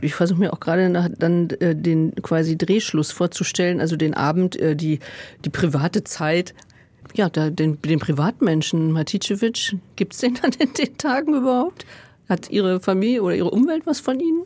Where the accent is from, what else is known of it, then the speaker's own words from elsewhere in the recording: Germany; Ich bin 64 geboren in Westdeutschland